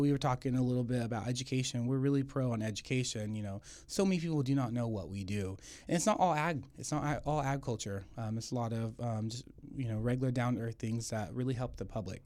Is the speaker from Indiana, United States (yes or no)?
no; Tulare, California, United States; Born and raised in Tulare.